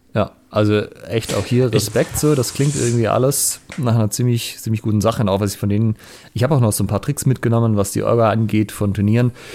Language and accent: German; Germany; now in Ulm, Germany; ich bin ja hier auf dem Land aufgewachsen